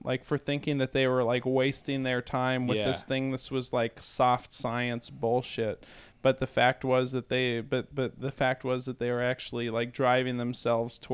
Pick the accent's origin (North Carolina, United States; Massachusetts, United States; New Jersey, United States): Massachusetts, United States; moved away; also born or lived in California; when I was growing up, in Massachusetts